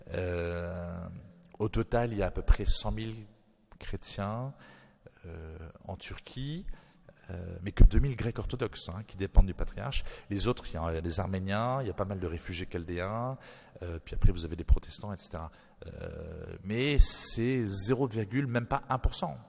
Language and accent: French; New Caledonia; je suis né en Nouvelle-Calédonie